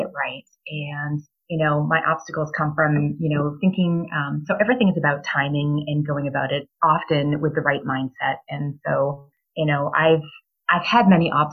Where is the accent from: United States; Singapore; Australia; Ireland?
United States; New Hampshire; moved away as an adult; now in Boise, Idaho, United States; I was born and raised in New Hampshire